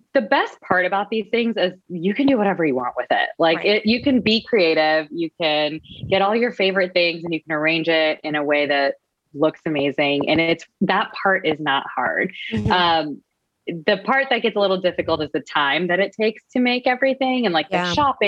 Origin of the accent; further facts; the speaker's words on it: Texas, United States; moved away as an adult; now in Boston, United States; I'm originally from Texas